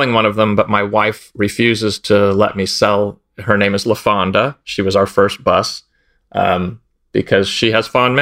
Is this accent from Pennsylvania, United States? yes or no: no; East Bay, San Francisco Bay Area, California, United States; also born or lived in Sonoma County, California; I grew up in the East Bay of San Francisco Bay Area. So Pinole, Richmond, El Sobrante